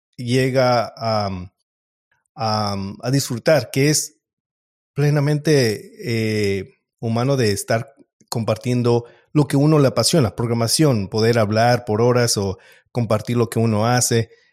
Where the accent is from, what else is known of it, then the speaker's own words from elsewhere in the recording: Mexico; moved away; yo soy mexicano